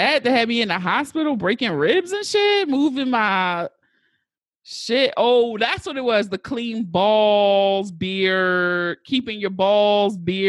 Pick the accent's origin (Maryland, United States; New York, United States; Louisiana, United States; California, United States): Maryland, United States; Baltimore; I'm from West Baltimore.